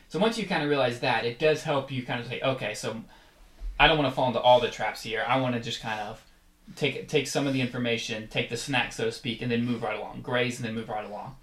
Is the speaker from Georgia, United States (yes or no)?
yes; Atlanta, Georgia, United States; I grew up in Atlanta